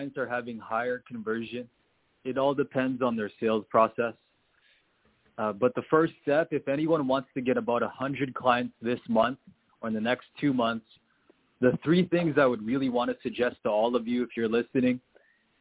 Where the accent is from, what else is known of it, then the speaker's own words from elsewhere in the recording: Canada; I'm Canadian.